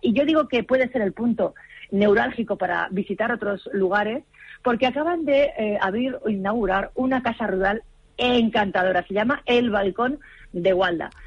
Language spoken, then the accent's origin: Spanish; Castilla-La Mancha, Spain; embajadora en mi tierra